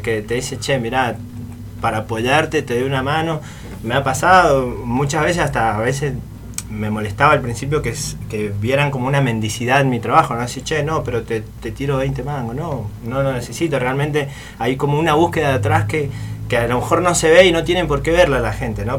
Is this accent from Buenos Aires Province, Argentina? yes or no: no; Mendoza, Argentina; moved away; also born or lived in Buenos Aires; soy de Mendoza